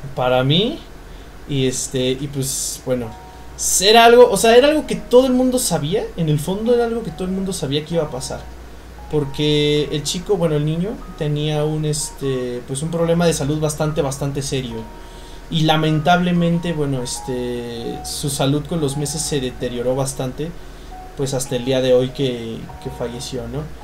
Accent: Mexico

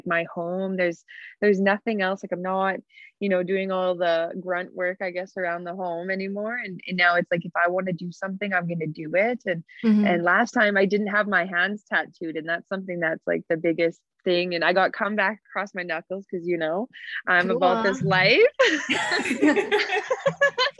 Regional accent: Cree Nation on Treaty 4 territory, Saskatchewan, Canada; I'm from Pithecanasis Cree Nation on Treaty 4 territory

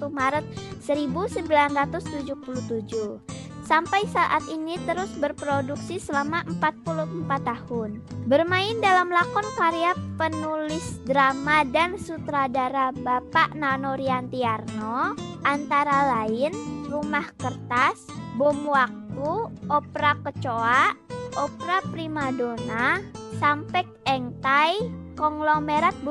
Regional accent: Pangkalpinang, Bangka Belitung Islands, Indonesia; umurku 11 tahun, aku dari Pangkal Pinang.

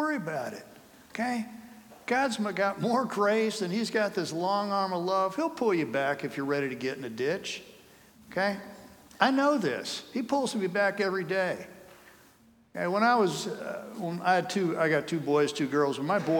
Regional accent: Colorado, United States; also born or lived in Cleveland, Ohio; I'm from Colorado

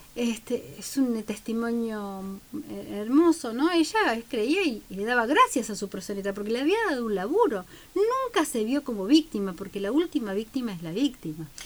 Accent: Santa Cruz, Argentina; now in Bahía Blanca, Argentina; vengo de Santa Cruz Pico

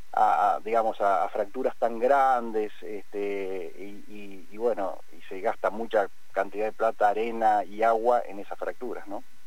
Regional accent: Cipolletti / Vista Alegre, Patagonia, Argentina; nosotros nacimos, estudiamos, crecimos, eh, estudiamos en la Universidad del Comahue

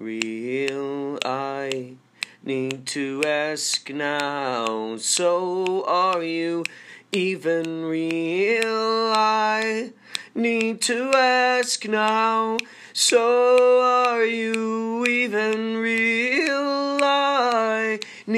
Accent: Carol Stream, Illinois, United States; Growing up in Carroll Stream

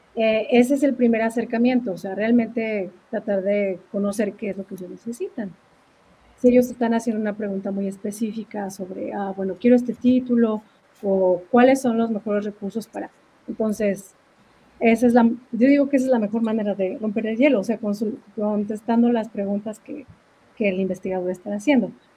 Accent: Mexico; moved away as an adult; now in Duluth, United States; en México, pues al menos de donde yo soy

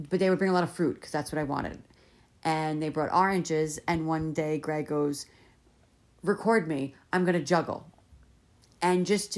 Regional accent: East Coast, United States; we're from the East Coast

